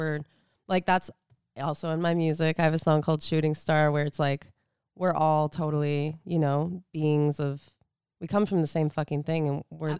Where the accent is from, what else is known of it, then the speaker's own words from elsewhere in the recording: California, United States; Cannot deal. Yeah, no. Like, well, 'cause we're from California.